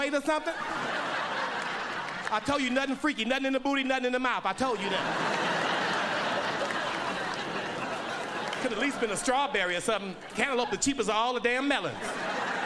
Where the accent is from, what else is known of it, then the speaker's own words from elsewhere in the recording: Oakland, California, United States; I grew up in Oakland, California